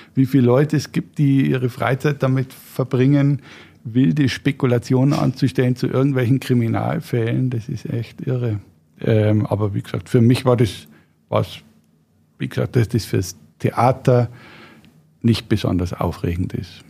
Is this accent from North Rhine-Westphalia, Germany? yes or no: no; Regensburg, Bavaria, Germany; Ich bin Regensburger, bin da aufgewachsen, habe auch die meiste Zeit meines Lebens da gewohnt